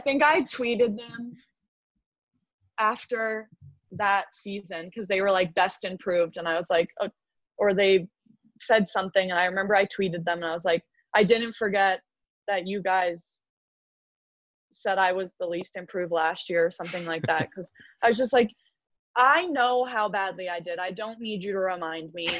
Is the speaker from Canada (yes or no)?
yes; Canada; Canadians love to drink, so I feel like I have to like back up my people on